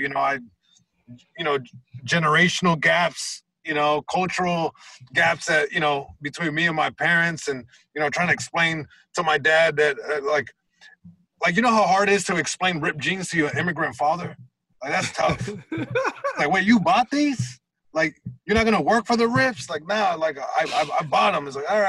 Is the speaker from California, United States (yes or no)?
yes; Long Beach, California, United States; just growing up in Long Beach, you know. You know, there's hoods everywhere, and I grew up in a very specific hood, you know, east side Long Beach